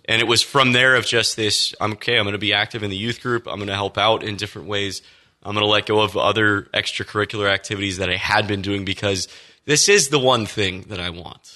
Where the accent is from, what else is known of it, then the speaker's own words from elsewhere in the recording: Austin, Texas, United States; So I grew up in Texas. Um, Austin, Texas was home for me.